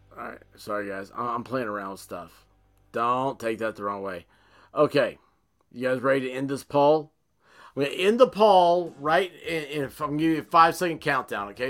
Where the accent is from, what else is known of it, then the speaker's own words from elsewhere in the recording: Tennessee, United States; here I am from Tennessee